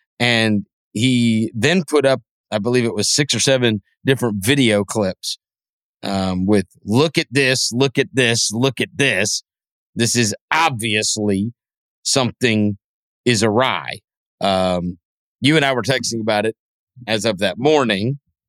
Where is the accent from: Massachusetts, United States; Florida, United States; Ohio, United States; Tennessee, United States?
Tennessee, United States; Memphis; my hometown team, which was the Memphis Grizzlies